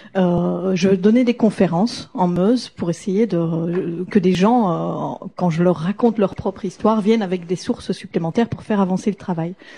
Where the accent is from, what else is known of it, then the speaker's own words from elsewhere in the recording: Belgium; en tant que Belge